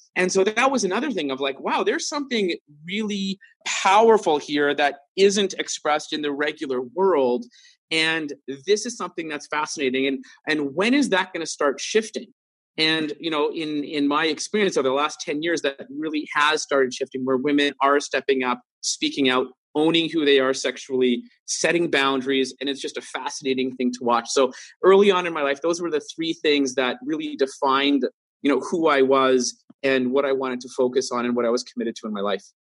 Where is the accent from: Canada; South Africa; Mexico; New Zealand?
Canada; Vancouver, British Columbia; growing up in Vancouver